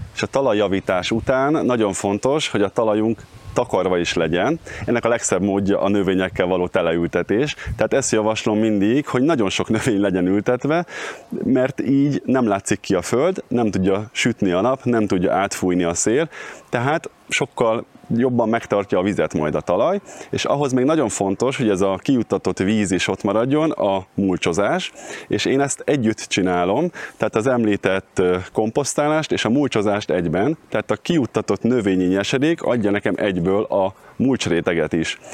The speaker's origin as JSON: {"language": "Hungarian", "town": "Cegléd", "region": "Pest", "country": "Hungary", "tie": "born or raised there", "also_born_or_lived": "Budapest", "moved": "as an adult", "lives_now": "Pilisszentkereszt, Hungary", "said": "Vidéken nőttem föl Cegléden, és Pestre kerültem a Kertészeti Egyetemre"}